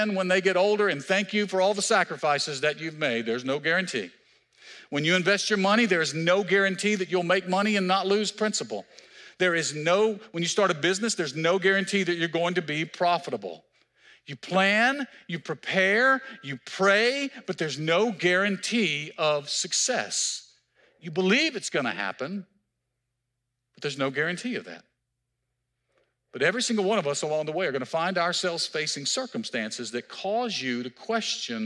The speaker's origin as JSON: {"language": "English", "region": "Mississippi", "country": "United States", "moved": "yes", "lives_now": "Marietta, United States", "said": "I'm from Mississippi"}